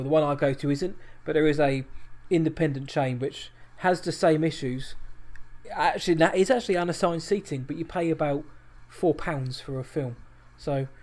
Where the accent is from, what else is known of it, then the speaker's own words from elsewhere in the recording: United Kingdom; we're British